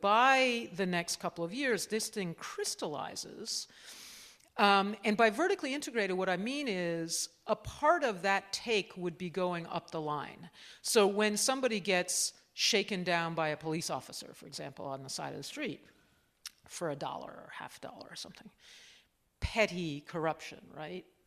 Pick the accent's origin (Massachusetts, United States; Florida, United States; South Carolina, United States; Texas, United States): Massachusetts, United States; Cambridge; also born or lived in Washington, D.C.; I was born there, but we were, I grew up in Cambridge, Massachusetts, in a, in a university town